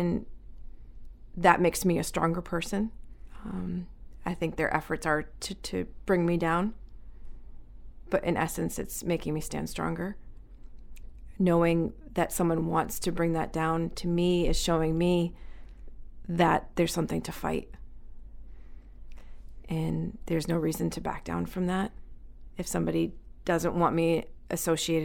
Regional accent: Manchester, New Hampshire, United States; moved away as an adult; now in Biddeford, United States; I was raised in Manchester, New Hampshire

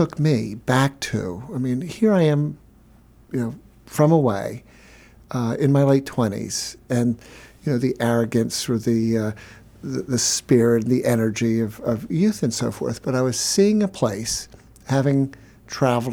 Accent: Chadds Ford, Pennsylvania, United States; I grew up in Chatsworth, Pennsylvania, on the Brandywine River.

